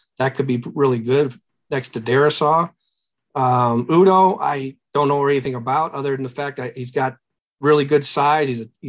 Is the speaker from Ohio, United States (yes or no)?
yes; Cleveland, Ohio, United States; Yeah, I'm from Cleveland.